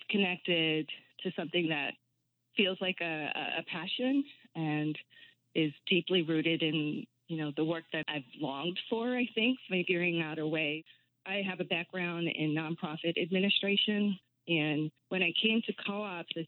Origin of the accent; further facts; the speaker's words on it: New York City, New York, United States; moved away; also born or lived in West Philadelphia; I grew up in Brooklyn, New York